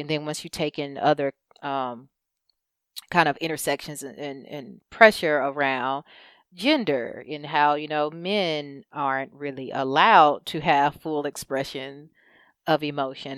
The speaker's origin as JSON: {"language": "English", "country": "United States", "said": "we, as a culture, as an American culture"}